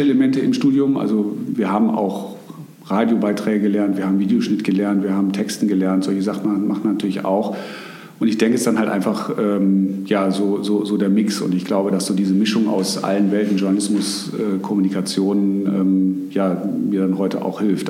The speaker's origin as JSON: {"language": "German", "town": "Bonn", "region": "North Rhine-Westphalia", "country": "Germany", "tie": "born or raised there", "also_born_or_lived": "Hamburg", "moved": "as an adult", "said": "Ich komme aus dem Rheinland. Ich habe zwar einen norddeutschen Namen, also meine äh, Familie, Familie kommt tatsächlich aus der Hamburger Gegend, aber geboren und aufgewachsen bin ich in äh, Bonn, der alten Bundeshauptstadt."}